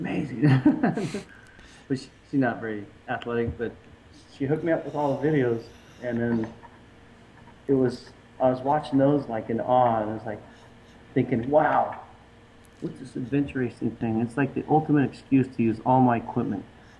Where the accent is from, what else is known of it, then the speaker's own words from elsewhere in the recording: Rocky Mountains, United States; I was growing up in the Rocky Mountains camping, hiking, hunting, fishing